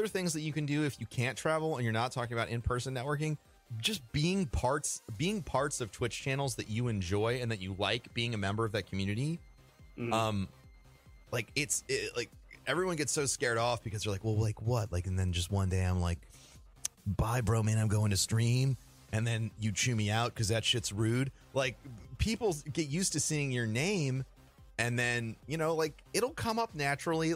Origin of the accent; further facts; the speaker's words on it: St. Louis, Missouri, United States; moved away; I'm originally from St. Louis